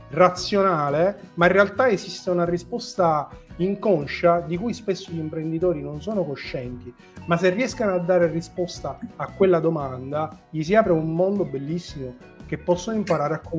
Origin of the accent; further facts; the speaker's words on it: Sicily, Italy; perché sono siciliano